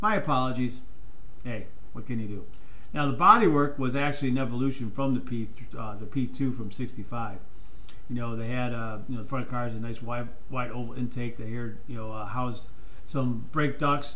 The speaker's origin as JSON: {"language": "English", "country": "United States", "said": "I'm American"}